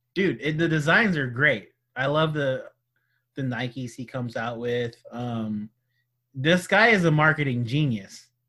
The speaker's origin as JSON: {"language": "English", "region": "California", "country": "United States", "tie": "born or raised there", "said": "That's my home state"}